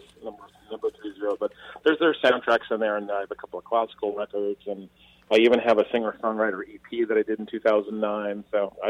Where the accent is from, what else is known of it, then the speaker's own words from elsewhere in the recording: Washington, District of Columbia, United States; now in New York, United States; I was born in New York, but I grew up in Washington, D.C.